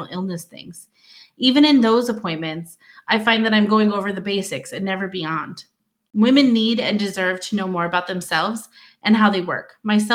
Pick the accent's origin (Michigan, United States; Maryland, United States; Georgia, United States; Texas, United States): Michigan, United States; moved away as an adult; also born or lived in Louisiana / Arizona / Wyoming; now in Fairbanks, United States; I am from Michigan originally, went to school there, started working there